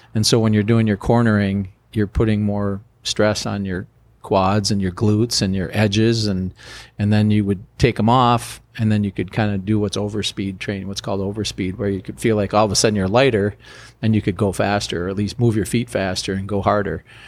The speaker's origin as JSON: {"language": "English", "country": "United States", "said": "I'm a American college player, first round pick"}